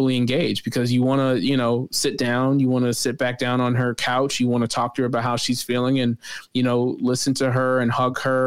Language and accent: English; Chicago, Illinois, United States; I'm a Chicagoan through and through